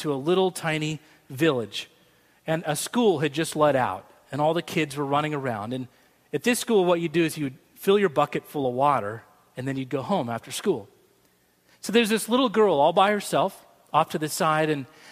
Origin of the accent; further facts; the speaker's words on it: Boise, Idaho, United States; moved away; I grew up in Boise, Idaho